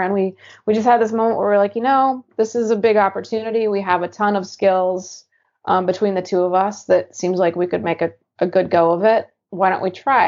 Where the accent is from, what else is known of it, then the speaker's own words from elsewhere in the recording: Eastern Washington, United States; now in Portland, United States; growing up in Eastern Washington, super unfriendly